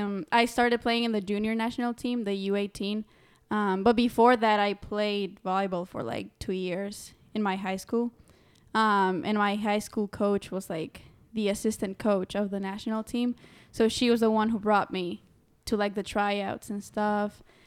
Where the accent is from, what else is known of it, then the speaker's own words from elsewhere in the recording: Tegucigalpa, Francisco Morazán, Honduras; I'm from Tegucigalpa, Honduras. And yeah, if you don't know, it's in the heart of Central America.